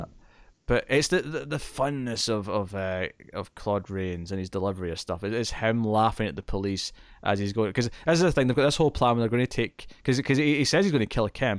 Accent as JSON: {"language": "English", "region": "Scotland", "country": "United Kingdom", "accent": "Scottish", "said": "I still sound Scottish"}